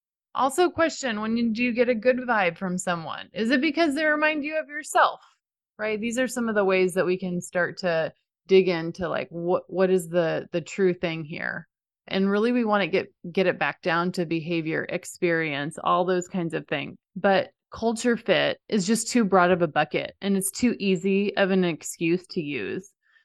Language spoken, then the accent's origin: English; Dallas, Texas, United States; So for example, I grew up in the Dallas area where most people really like the Dallas Cowboys.